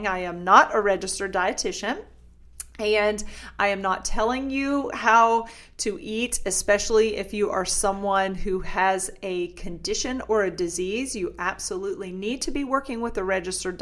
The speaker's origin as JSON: {"language": "English", "region": "the South", "country": "United States", "said": "I'm from the South"}